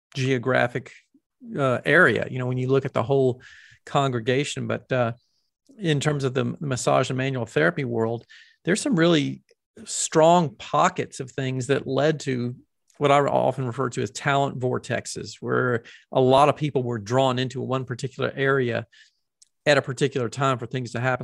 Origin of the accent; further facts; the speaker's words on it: the South, United States; accent: Southern; me having a Southern accent